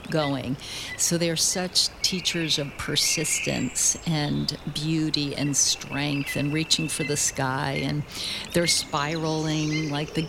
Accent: Mendocino County, California, United States; I was very fortunate to grow up in the coastal redwood belt of Mendocino County

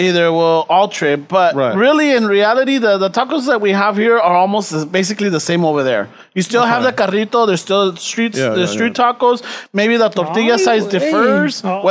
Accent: Los Angeles, California, United States; I grew up in South Central. In my high school days, it was in South Central, and everybody spoke Spanish

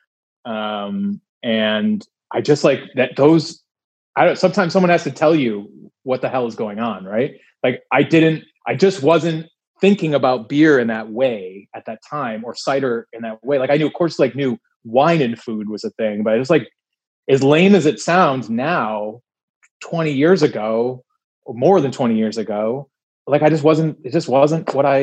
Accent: Williamson, New York, United States; moved away; a cidery in my hometown

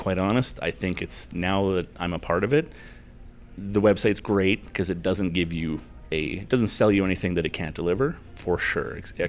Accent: Billings, Montana, United States; So even though I'm from Billings, I learned a lot about Billings when I was there with you guys.

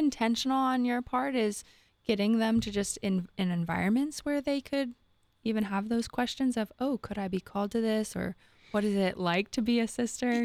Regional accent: Southern California, United States; moved away; I'm also from Southern

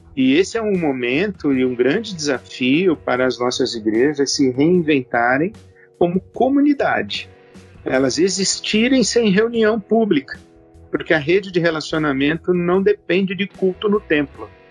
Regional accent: Brazil; nós brasileiros

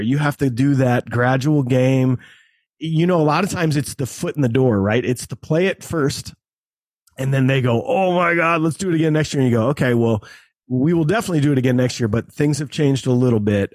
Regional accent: Cedar Rapids, Iowa, United States; my hometown, Cedar Rapids

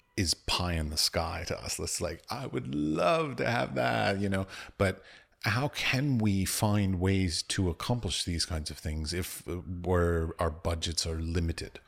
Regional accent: United States; now in Prague, Czech Republic; I'm from the United States

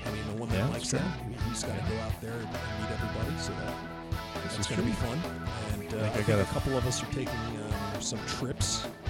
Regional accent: Texas, United States; from the hills of Texas.

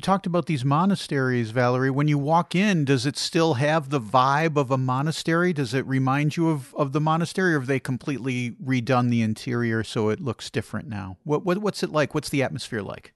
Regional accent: Chicago, Illinois, United States; when I was a teenager growing up in Chicagoland

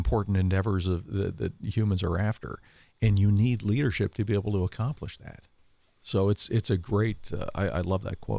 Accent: Canada; we used to do pickup street hockey games because I'm from Canada

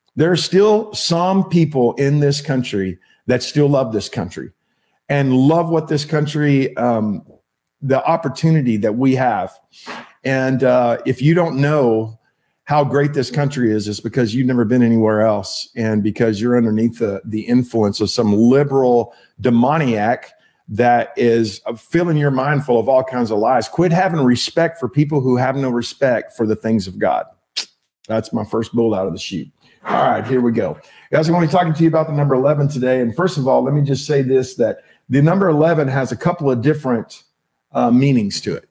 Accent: Texas, United States; accent: Texas; it's just my accent in texas we don't pronounce our l's right

